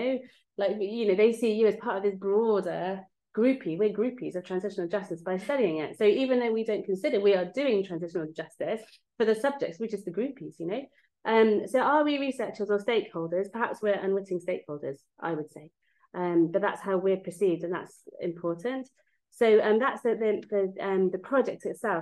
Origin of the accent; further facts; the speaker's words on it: England, United Kingdom; moved away as an adult; also born or lived in Mexico; now in Belfast, United Kingdom; I'm English